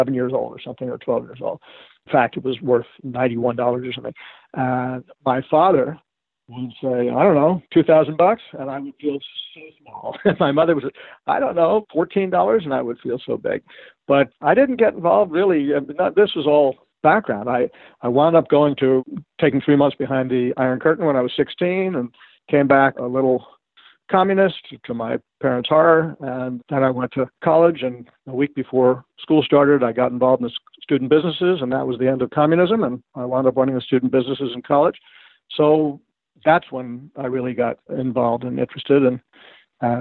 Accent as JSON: {"language": "English", "town": "New York City", "region": "New York", "country": "United States", "tie": "born or raised there", "said": "I grew up in Manhattan"}